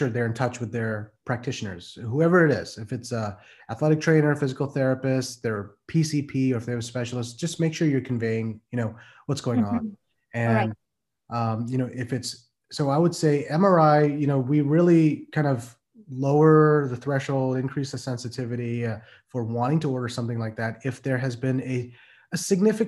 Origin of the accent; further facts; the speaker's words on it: Midwest, United States; moved away as an adult; also born or lived in Pennsylvania; now in Maryland, United States; I'm from the Midwest, raised and lived there for over 30 years.